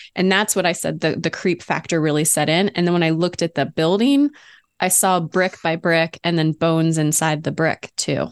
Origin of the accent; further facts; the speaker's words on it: Ohio, United States; I was born in Ohio